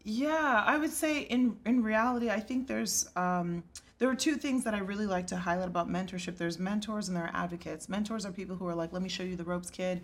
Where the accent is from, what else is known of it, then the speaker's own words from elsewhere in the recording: Plano, Texas, United States; I'm Nigerian, and even though I was raised in Texas